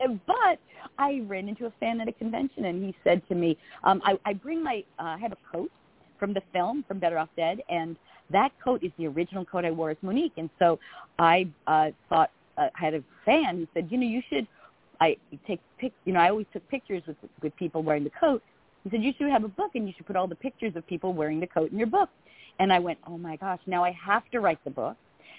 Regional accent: Long Island, New York, United States; And I talk like this, so don't be confused. I'm a woman from Long Island.

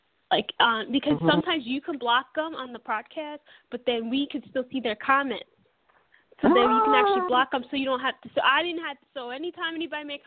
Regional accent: Perth Amboy, New Jersey, United States; also born or lived in Staten Island, New York; I grew up in Perth Amboy, which is by the Outer Bridge, which is by Staten Island

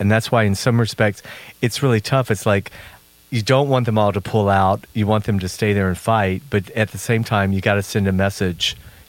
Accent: the South, United States; but growing up in the South, especially in the church, there was nothing more hypocritical.

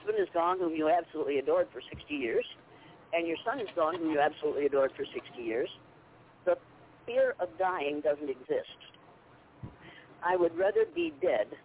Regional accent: Nashua, Iowa, United States; I was born and raised in school in Nashville, Iowa

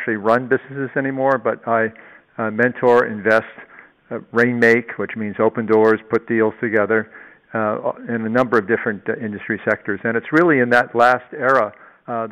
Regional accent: New York City, New York, United States; also born or lived in Long Island; I was born and brought up in New York City, and I lived out on Long Island

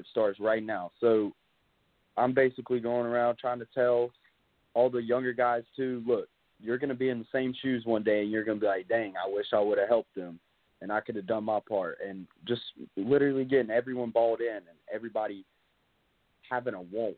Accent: North Carolina, United States; now in South Carolina, United States; my hometown in North Carolina

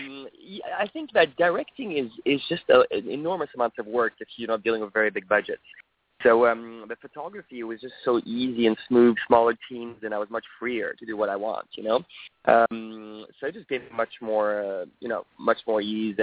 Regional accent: France; so I grew up in France with Swedish parents, and I have a Japanese and English, so it's a mix of all those.

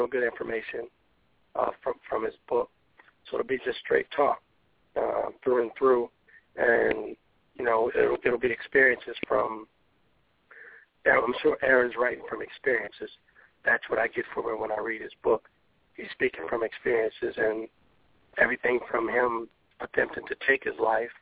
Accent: New Orleans, Louisiana, United States; moved away; also born or lived in Los Angeles / Michigan / Houston; I was born and raised in New Orleans. So I'm back in New Orleans and back home.

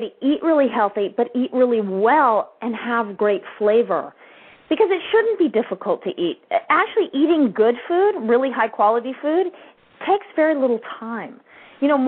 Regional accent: Ketchum, Idaho, United States; I grew up in Ketchum, Idaho

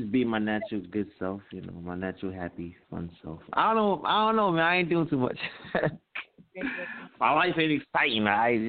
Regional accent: Philadelphia, Pennsylvania, United States; I'm from Philadelphia. You already know what it is, from Philly.

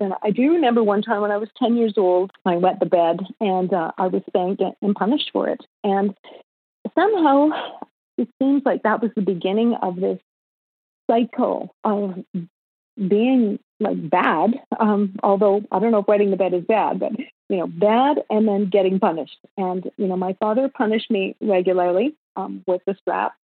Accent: Winnipeg, Manitoba, Canada; moved away as an adult; also born or lived in Los Angeles, United States; now in Kelowna, Canada; I was born and raised in Winnipeg, Manitoba, which is um, the gateway to the West.

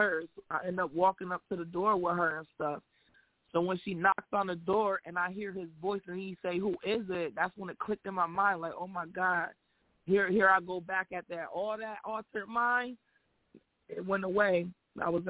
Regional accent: Syracuse, New York, United States; I'm from Syracuse, New York

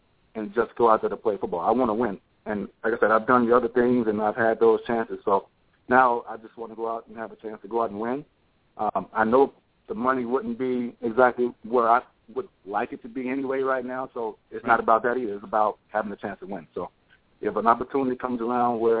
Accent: Alabama, United States; my home state of Alabama

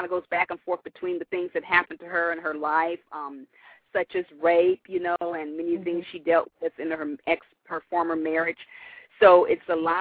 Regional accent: Los Angeles, California, United States; I was born and raised in Los Angeles, California

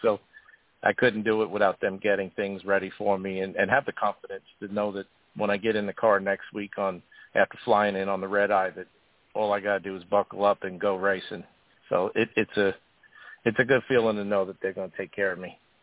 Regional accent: Long Island, New York, United States; I grew up on Long Island

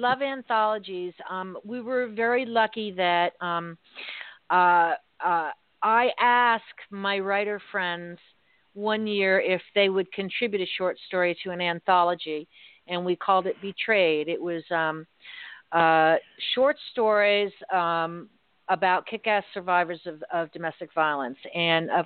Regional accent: Worcester, Massachusetts, United States; So my folks were from Worcester. We're from Worcester

